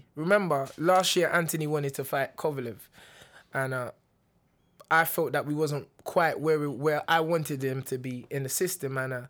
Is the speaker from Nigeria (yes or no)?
yes; Nigeria; I'm Nigerian.